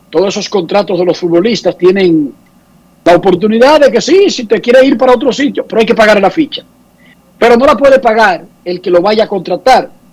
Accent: Santo Domingo Oeste, Distrito Nacional, Dominican Republic; yo vengo de un barrio, barrio caliente, digamos, yo soy de Buenos Aires de Herrera

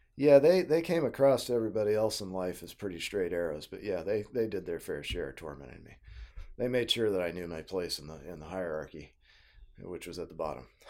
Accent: Tulsa, Oklahoma, United States; moved away as an adult; also born or lived in Missouri; I grew up in Tulsa, Oklahoma

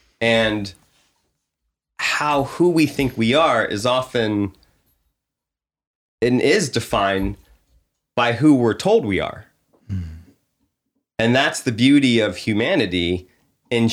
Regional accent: Pennsylvania, United States; I grew up on the East Coast in the suburbs of Philadelphia.

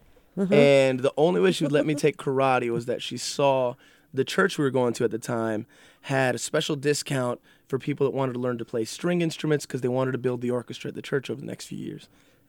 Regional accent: Jacksonville, Florida, United States; moved away as an adult; now in Los Angeles, United States; I was born and raised in Jacksonville, Florida. First generation Cuban American. Proud of it.

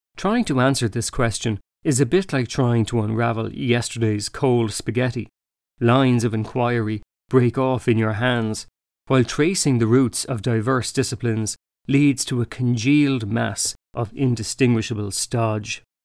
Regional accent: Ireland

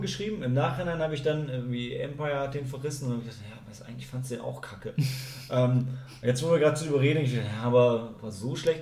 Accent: Germany; als Deutsche

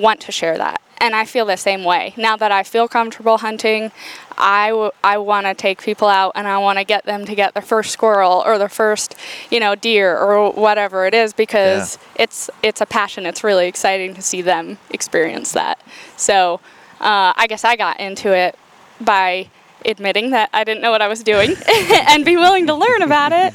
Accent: Pennsylvania, United States; moved away as an adult; also born or lived in North Carolina; now in Tennessee, United States; I grew up in Pennsylvania in like the middle of nowhere

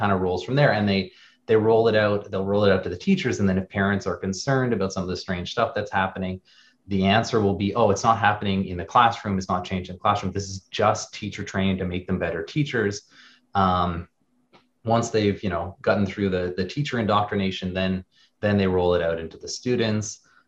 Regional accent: Canada; now in United States; So we immigrated recently, or 4 years ago, to Wisconsin. We're Canadian from France.

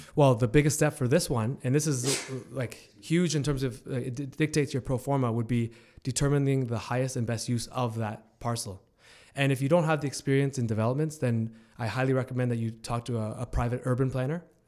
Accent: Hamilton, Ontario, Canada; I'm born and raised in Hamilton

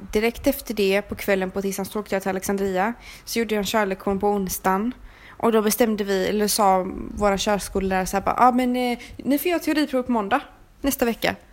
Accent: Sweden; som vi köper hemma i Sverige

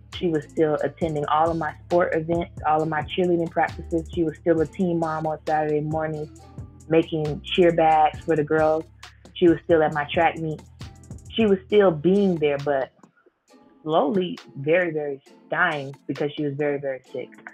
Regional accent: Fort Lauderdale, Florida, United States; I'm born and raised in Fort Lauderdale

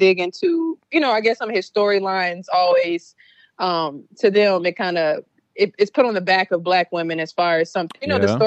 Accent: Louisiana, United States; I'm from Louisiana

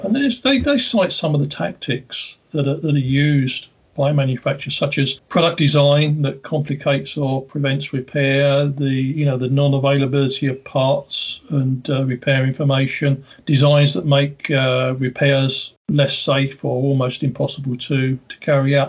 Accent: United Kingdom; Being a Brit in the UK

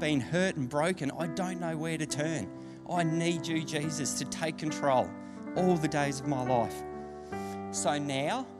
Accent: Deniliquin, New South Wales, Australia; I grew up in Danny. I don't know if any of you guys are familiar with Deniliquin. I got brought up there as a kid

